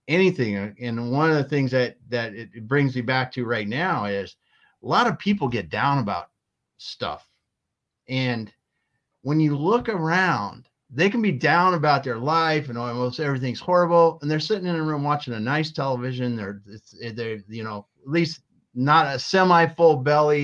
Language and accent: English; Midwest, United States; living in growing up in the Midwest on a farm